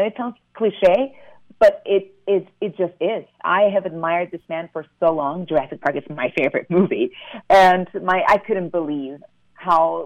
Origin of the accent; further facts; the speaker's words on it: Panama; moved away; I'm able to also represent Panama